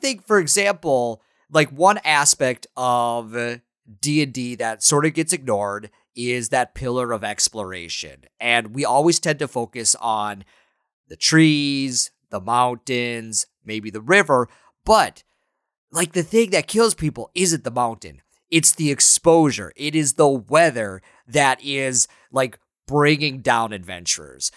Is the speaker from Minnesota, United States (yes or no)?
yes; Minnesota, United States; I'm from Minnesota